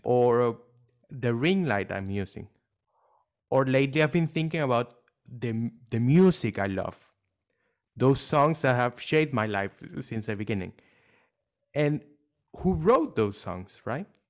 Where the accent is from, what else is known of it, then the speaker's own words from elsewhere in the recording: Venezuela; now in Dubai, United Arab Emirates; I was born not in Dubai, but in Venezuela